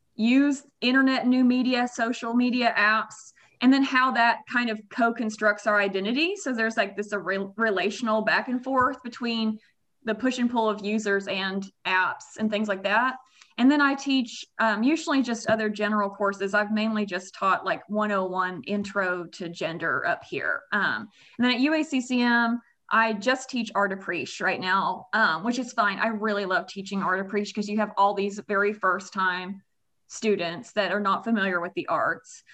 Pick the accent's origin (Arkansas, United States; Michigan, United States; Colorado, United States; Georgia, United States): Arkansas, United States; Russellville; also born or lived in Kansas; born and raised, went there, you know, all my school